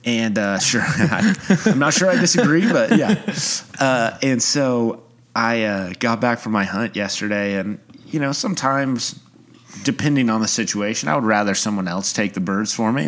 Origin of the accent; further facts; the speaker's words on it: Oklahoma City, Oklahoma, United States; moved away as an adult; now in Tulsa, United States; I grew up in Oklahoma City.